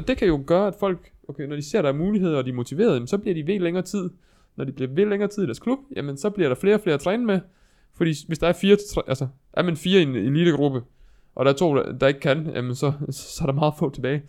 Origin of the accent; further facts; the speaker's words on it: Viborg, Central Denmark Region, Denmark; der, hvor jeg er fra i Viborg